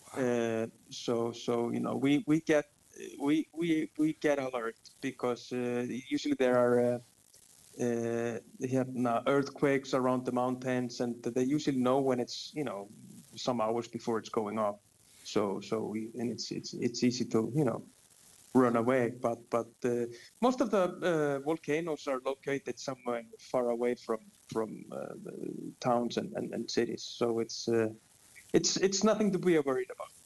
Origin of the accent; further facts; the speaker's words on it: Reykjavik, Capital Region, Iceland; I was uh, born and raised in uh, Reykjavik city in, in Iceland.